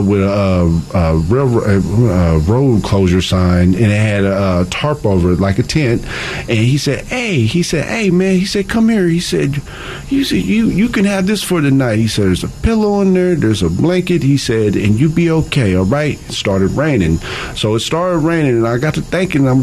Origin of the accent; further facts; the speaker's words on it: Evansville, Indiana, United States; moved away as an adult; now in California, United States; I'm originally from Evansville, Indiana